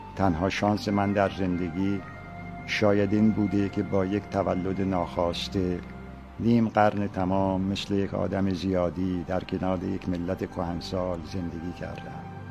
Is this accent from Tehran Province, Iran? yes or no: no; Abadan, Khuzestan, Iran; عاشق آبادان هستم برای اینکه زادگاه من است